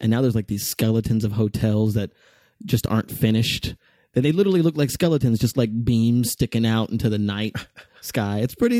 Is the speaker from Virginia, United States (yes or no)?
no; Las Vegas, Nevada, United States; also born or lived in New Mexico; I grew up in the desert.